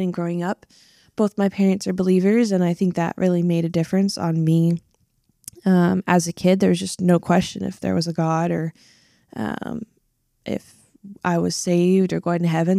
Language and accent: English; Washington, United States; I am originally from Washington State.